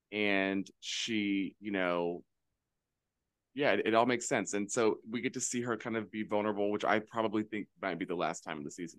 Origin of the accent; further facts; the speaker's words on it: Canada; So I have this sort of different approach to, like, I'm Canadian. I'm not Chinese and Italian or, you know, Latin, whatever. Like, I'm Canadian.